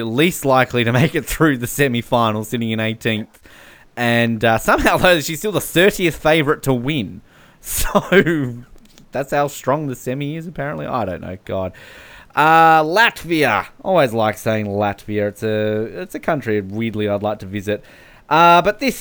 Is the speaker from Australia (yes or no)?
yes; Australia; now in New Zealand; I'm an Australian in New Zealand.